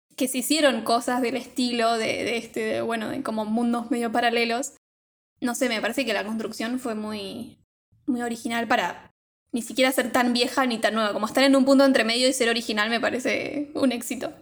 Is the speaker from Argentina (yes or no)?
yes; Argentina; acá en Argentina en mi época de chica